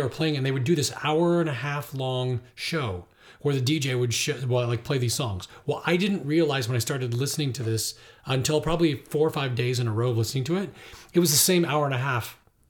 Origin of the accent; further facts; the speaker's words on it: Ireland; I'm Irish, and I really love traditional Irish music.